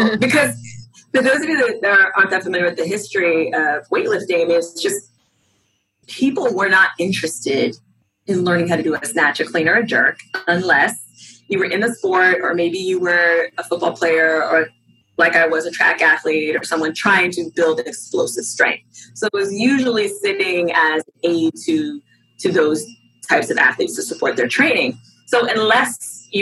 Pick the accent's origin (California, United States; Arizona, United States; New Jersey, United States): California, United States; Southern; moved away as an adult; also born or lived in Long Beach, California; now in Arlington, United States; I grew up in Southern California